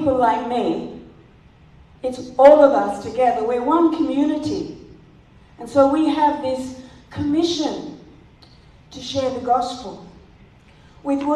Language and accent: English; South Australia, Australia; moved away; I'm from the west of the state where Fred and Margaret Clifton come from. They're from my hometown